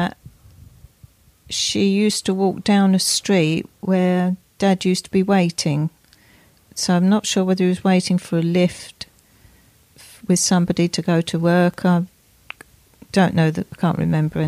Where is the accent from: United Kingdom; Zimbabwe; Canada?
United Kingdom; London; I was born in East Ham Hospital